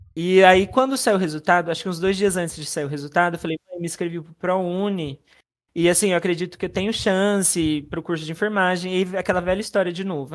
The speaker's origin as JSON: {"language": "Portuguese", "town": "Sandovalina", "region": "São Paulo", "country": "Brazil", "also_born_or_lived": "Presidente Prudente", "said": "nascido em Presidente Prudente, né? Mas sou de Sandovalina, né? Interior de São Paulo"}